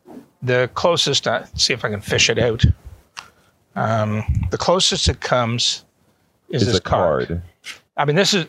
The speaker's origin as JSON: {"language": "English", "country": "Canada", "tie": "born or raised there", "also_born_or_lived": "Auburn, Alabama, United States / Atlanta, United States", "moved": "as an adult", "lives_now": "Toronto, Canada", "said": "both my wife and I are Canadian citizens, well, mm-hmm. natives. We were born there."}